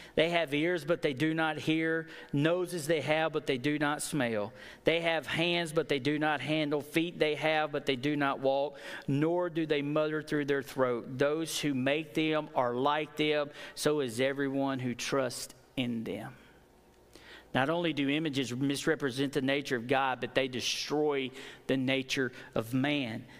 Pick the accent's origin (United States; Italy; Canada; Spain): United States; I am from Fayette County